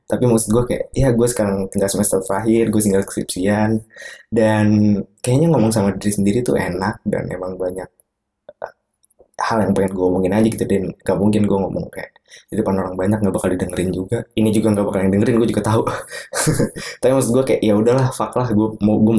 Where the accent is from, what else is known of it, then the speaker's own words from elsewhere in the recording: Bekasi, West Java, Indonesia; eh, gue aslinya bukan orang Jogja gue orang Bekasi orang Bekasi yang kuliah di Jogja